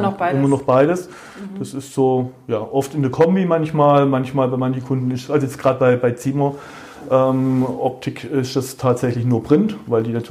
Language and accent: German; Baden-Württemberg, Germany; ich bin ja Schwabe